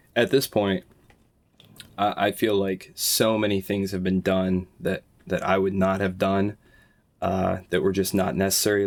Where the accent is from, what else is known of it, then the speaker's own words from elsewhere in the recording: United States; as an American